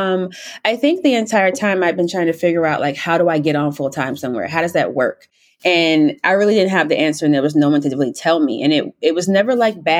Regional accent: South Carolina, United States; moved away as an adult; also born or lived in Syracuse; now in New York, United States; Originally, I'm from South Carolina.

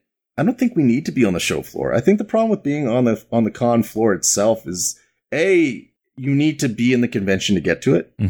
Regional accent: Canada; born there; So first off, I've got that Canadian bomb in my neck because I was born in Canada. So I'm super polite.

